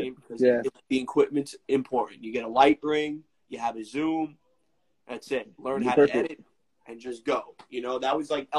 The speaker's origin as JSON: {"language": "English", "town": "New York City", "region": "New York", "country": "United States", "said": "I'm from Staten Island, New York"}